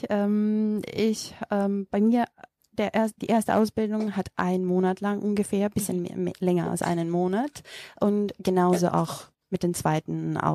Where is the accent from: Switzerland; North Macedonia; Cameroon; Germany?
North Macedonia; first language Macedonian; German is a second language; Übersetzt aus dem äh, Mazedonischen. Das ist meine Muttersprache.